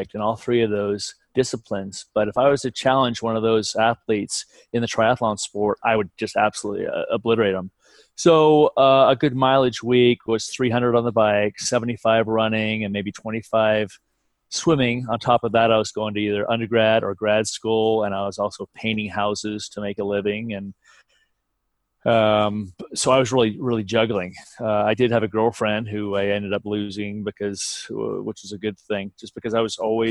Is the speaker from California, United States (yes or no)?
yes; California, United States; I'm from California, so I had to travel for races.